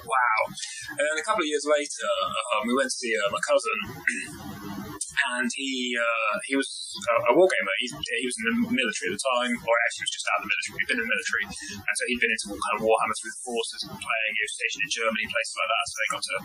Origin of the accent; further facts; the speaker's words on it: West Country, South West England, United Kingdom; I grew up down in the West Country